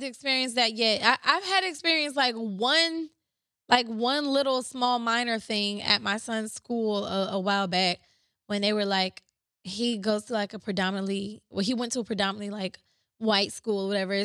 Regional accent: Ypsilanti, Michigan, United States; I was born and raised in Ypsi

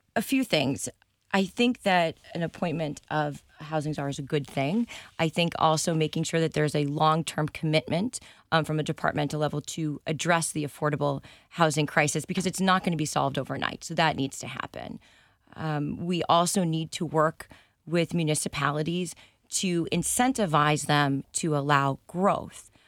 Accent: South Shore, Massachusetts, United States; also born or lived in San Diego, California; now in Rhode Island, United States; I was, uh, born in San Diego, and then I moved to South Shore, Massachusetts in middle school.

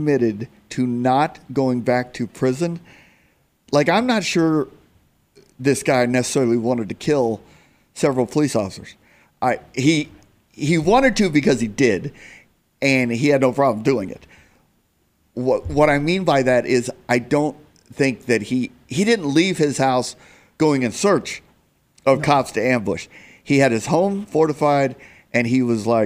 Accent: Phoenix, Arizona, United States; I love my hometown, I love Phoenix

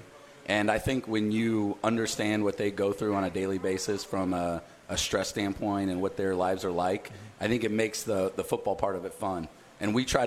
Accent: Texas, United States; moved away as an adult; I grew up in Texas, lived my whole life here until 18 years old.

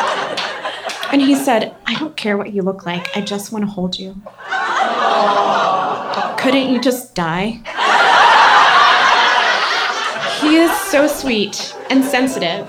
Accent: Baton Rouge, Louisiana, United States; I grew up in Baton Rouge, Louisiana.

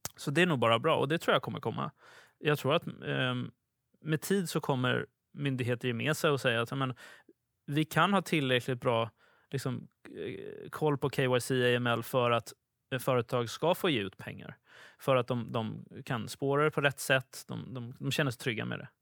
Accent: Sweden; som svensk

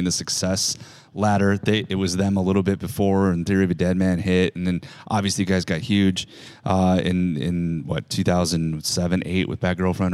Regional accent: Green Bay, Wisconsin, United States; We're in my hometown of Green Bay, Wisconsin

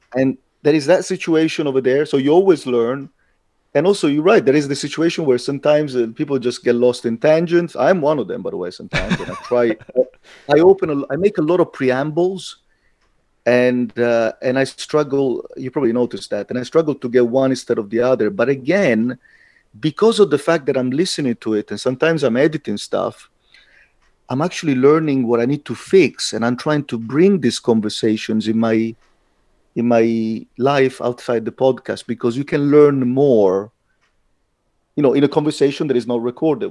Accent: Italy; moved away as an adult; also born or lived in London; now in Latvia; I'm Italian. I got something in common with the culture. I was raised in that culture

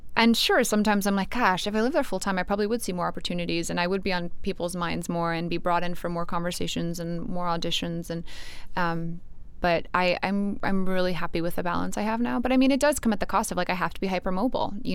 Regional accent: North Carolina, United States; also born or lived in New York / Los Angeles; now in Austin, United States; I grew up in North Carolina

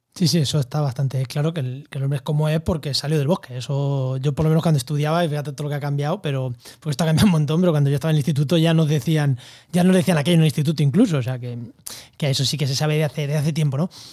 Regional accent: Albacete, Castilla-La Mancha, Spain; Yo en mi pueblo, en Albacete, en, cerca de Ciudad Real, en La Mancha

